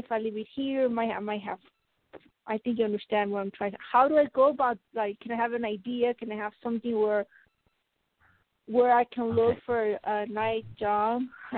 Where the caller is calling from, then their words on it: Colorado, United States; Oh, thank you very much for taking my call, Melissa, and Colorado.